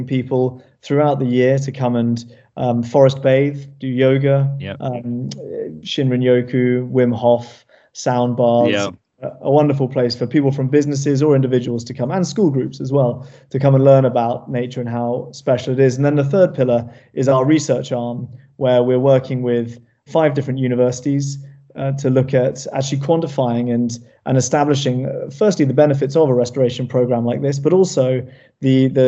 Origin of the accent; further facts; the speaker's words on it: Cornwall, South West England, United Kingdom; growing up here.